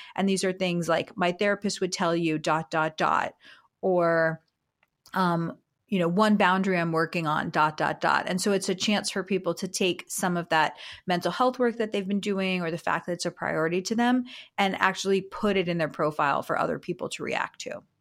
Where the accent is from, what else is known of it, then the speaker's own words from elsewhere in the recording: South Florida, United States; I'm from South Florida